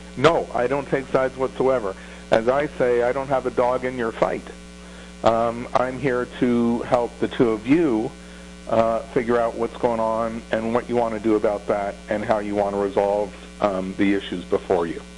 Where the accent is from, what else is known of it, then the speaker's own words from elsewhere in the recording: Toronto, Ontario, Canada; also born or lived in Thornhill, Ontario; in grade 7 and 8, we moved from Bathurst and Wilson to Thornhill, Ontario